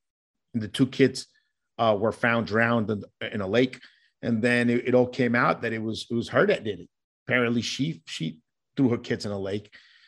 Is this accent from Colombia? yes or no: yes; Colombia; So growing up in Colombia and listening to stories from my grandmother